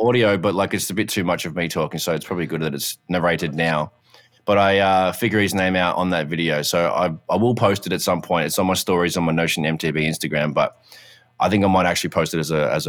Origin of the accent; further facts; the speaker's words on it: Canada; I'm so Canadian.